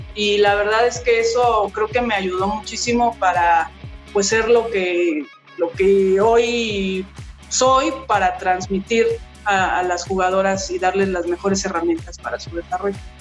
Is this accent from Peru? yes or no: no; Mexico; en mi país